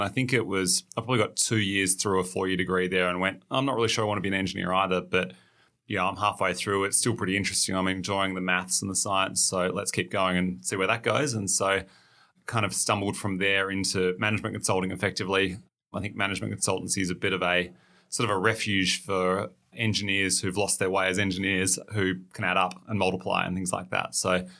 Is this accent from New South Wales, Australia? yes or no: no; Tasmania, Australia; So I grew up in Tasmania, finished year 12 down there.